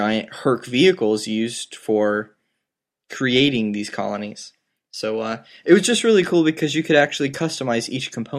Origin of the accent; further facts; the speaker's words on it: South Georgia, United States; the people I grew up with in South Georgia